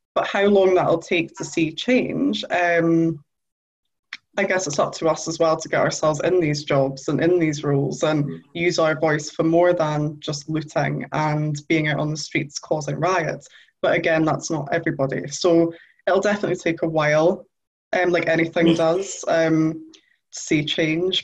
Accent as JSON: {"language": "English", "town": "Newcastle upon Tyne", "region": "North East England", "country": "United Kingdom", "tie": "born or raised there", "said": "I'm from Newcastle, so I come from a council estate"}